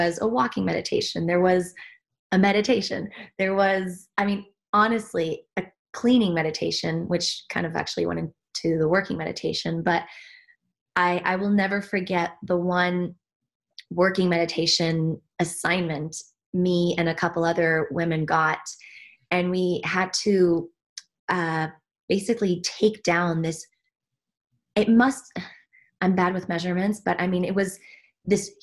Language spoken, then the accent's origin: English; Switzerland; moved away; I was born and raised in Switzerland, despite my accent